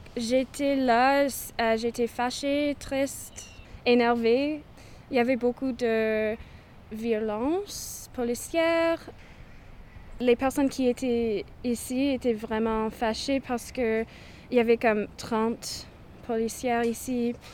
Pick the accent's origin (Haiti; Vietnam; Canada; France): Canada; British Columbia; now in Victoria, Canada; Je suis autochtone, je viens de Cowichan. Alors, je suis Cowichan